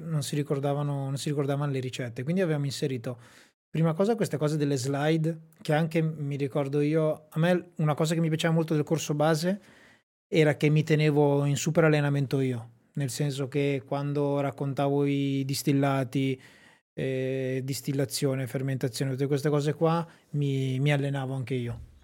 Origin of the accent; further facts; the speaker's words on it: Sassuolo, Emilia-Romagna, Italy; a Sassuolo nel mio paese